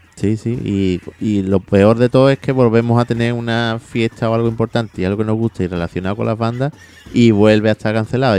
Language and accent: Spanish; Seville, Andalusia, Spain; Yo soy muy tradicionalista sevillano, me gustan las tradiciones